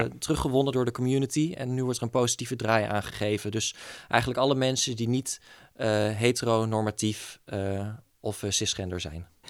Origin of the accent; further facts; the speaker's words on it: East Groningen, Netherlands; moved away as an adult; now in Groningen, Netherlands; kom oorspronkelijk uit Oost-Groningen. Ehm, daar woon ik tot mijn 18e.